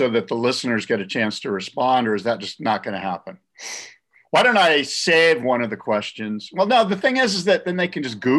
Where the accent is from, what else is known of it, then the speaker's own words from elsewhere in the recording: Long Beach, California, United States; my hometown, would, by the way. Long Beach.